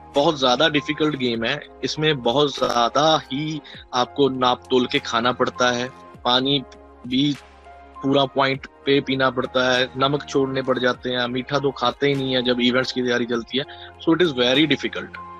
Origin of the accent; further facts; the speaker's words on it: Garhshankar, Punjab, India; मैं basically state Punjab से हूँ और यहाँ पे छोटी सिटी है डिस्ट्रिक्ट है होशियारपुर और सिटी है गढ़शंकर पड़ता है मैं बेसिकली वहाँ से हूँ